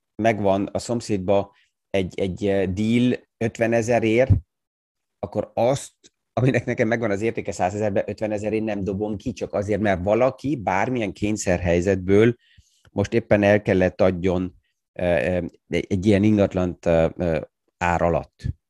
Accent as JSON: {"language": "Hungarian", "country": "Austria", "said": "mint osztrák"}